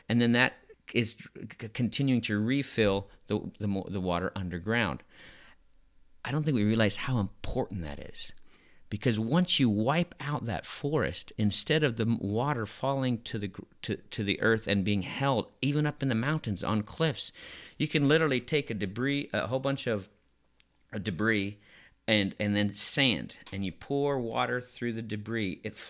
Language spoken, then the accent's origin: English; Madagascar; And I grew up in Madagascar, and my best friends were from the poorest of the poor.